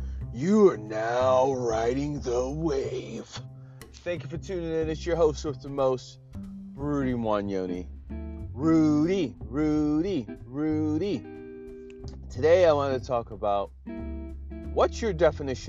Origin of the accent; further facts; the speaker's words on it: Ohio, United States; moved away; I moved back to Ohio. I'm in my home state right now